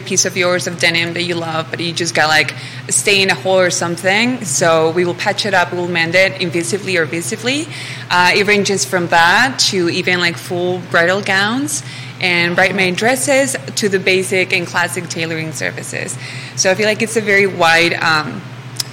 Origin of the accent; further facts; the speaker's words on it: Mexico; now in Charlottesville, United States; I'm originally from Mexico. I've been in Charlottesville for the last year or so.